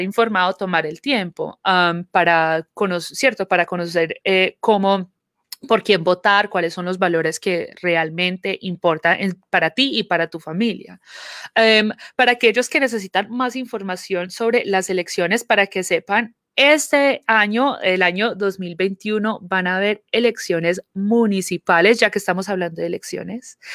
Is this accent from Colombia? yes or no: yes; Colombia; now in Georgia, United States; crecí viendo en Colombia, eh, el día de las elecciones son el durante el fin de semana